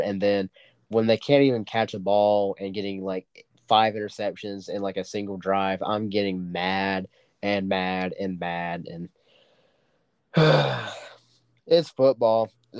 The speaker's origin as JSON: {"language": "English", "town": "Dewey", "country": "United States", "tie": "born or raised there", "said": "I don't think Dewey, my hometown, is not going to get there anytime soon."}